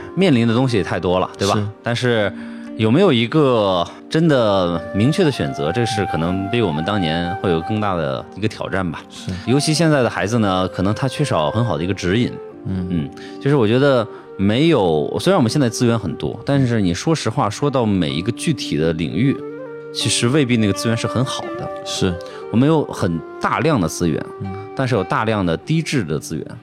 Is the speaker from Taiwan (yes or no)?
no; Shandong, China; moved away as an adult; also born or lived in Hanzhong, Shaanxi; 我是三年级到的山东